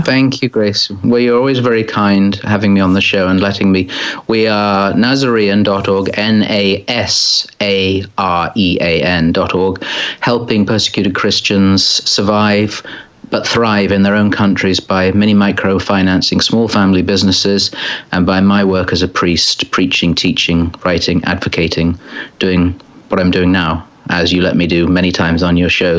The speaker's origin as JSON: {"language": "English", "region": "England", "country": "United Kingdom", "said": "as we say in England"}